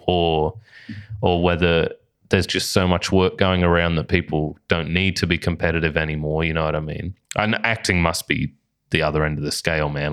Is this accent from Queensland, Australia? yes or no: yes; Bundaberg, Queensland, Australia; now in Brisbane, Australia; up in Bundaberg, which is my hometown